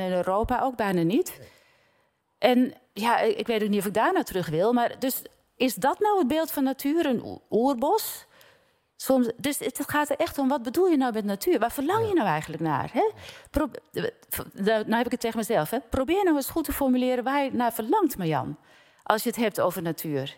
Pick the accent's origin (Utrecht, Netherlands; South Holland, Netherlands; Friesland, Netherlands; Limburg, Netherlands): South Holland, Netherlands; Giessenburg; born or raised there; moved away